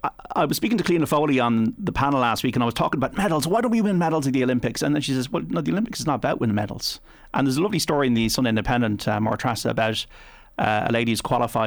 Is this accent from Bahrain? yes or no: no; Ireland; We're fans as well as Irish people.